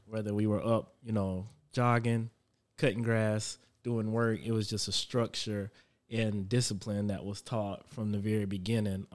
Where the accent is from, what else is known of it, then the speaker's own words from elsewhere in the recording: Florence, South Carolina, United States; also born or lived in Charlotte, North Carolina; now in Indian Land, United States; I'm from Florence, South Carolina, but I currently just moved to Indian land after living in Charlotte.